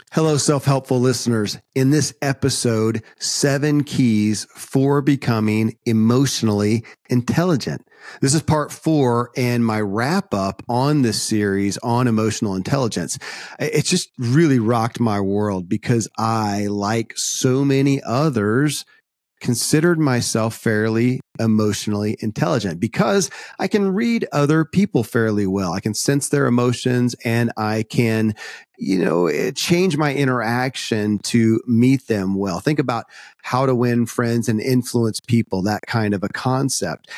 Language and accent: English; Kentucky, United States; born or raised there